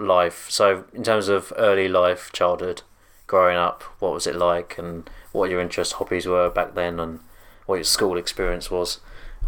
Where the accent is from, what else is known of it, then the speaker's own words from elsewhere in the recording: Redhill, South East England, United Kingdom; December 1984 at Red Hill Hospital